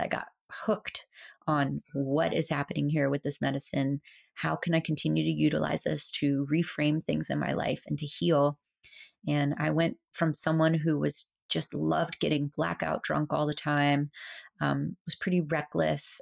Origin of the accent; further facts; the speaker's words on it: South Florida, United States; from a little girl growing up in South Florida